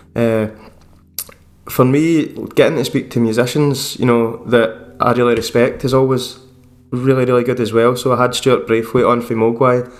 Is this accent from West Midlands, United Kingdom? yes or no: no; Scotland, United Kingdom; I'm just a wee Scottish guy